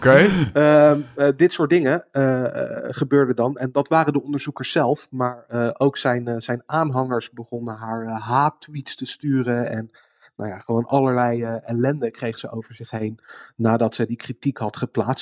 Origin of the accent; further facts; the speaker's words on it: Netherlands; als Nederlander